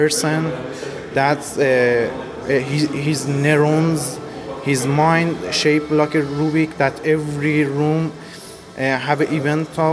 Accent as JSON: {"language": "English", "country": "Iran", "said": "from Iran"}